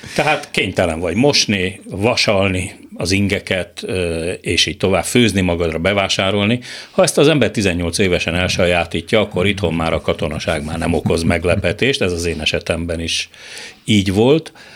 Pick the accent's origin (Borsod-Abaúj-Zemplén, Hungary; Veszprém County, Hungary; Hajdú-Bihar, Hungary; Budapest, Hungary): Budapest, Hungary; moved away as an adult; also born or lived in Moscow; a Szabadsághegyen egy akadémikus, egy vegyész kutató családjába születtem